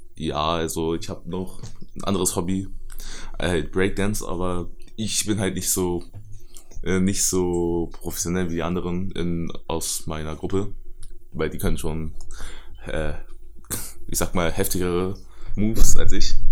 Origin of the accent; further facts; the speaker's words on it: Germany; ich bin in Deutschland geboren und meine Eltern sind in China geboren